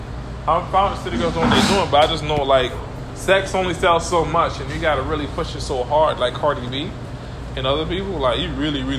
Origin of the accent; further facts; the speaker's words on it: Miami, Florida, United States; I'm from Miami